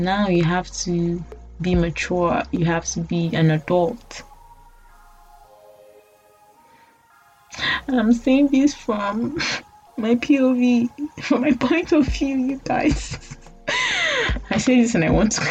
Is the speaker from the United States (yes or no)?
no; Nigeria; I'm talking as a Nigerian from a background that, you know, my parents paid my school fees